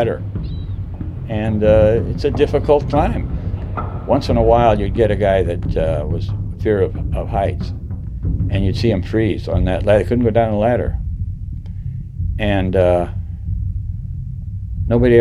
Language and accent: English; San Pedro, California, United States; I was born in San Pedro, California in 1925